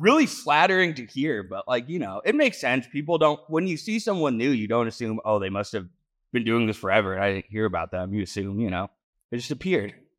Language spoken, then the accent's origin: English; Denver, Colorado, United States; also born or lived in New England; I grew up in Denver